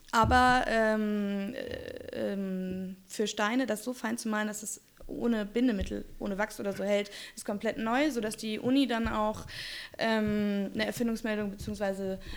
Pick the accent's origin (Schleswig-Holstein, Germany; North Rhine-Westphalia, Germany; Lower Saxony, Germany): Schleswig-Holstein, Germany; Kiel; Ich komme aus Kiel, also Strand.